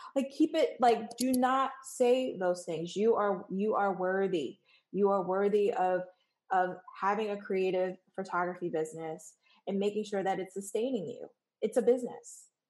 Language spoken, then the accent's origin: English; New York, United States; moved away as an adult; now in Washington, D.C., United States; I'm originally from New York